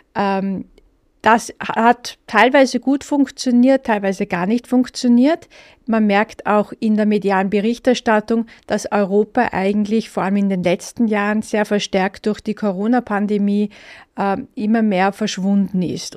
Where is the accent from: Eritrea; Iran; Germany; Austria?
Austria; als äh, Österreicher